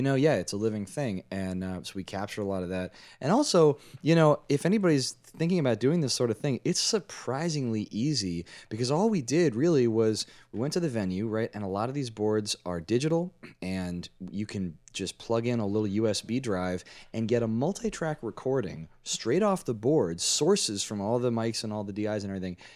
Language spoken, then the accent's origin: English; Washington, District of Columbia, United States; now in New Jersey, United States; I'm from D C originally. I'm from Washington, D C, and I live in New Jersey these days